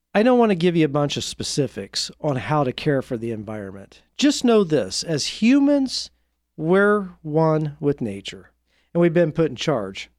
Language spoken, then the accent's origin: English; Indiana, United States; I grew up in Indiana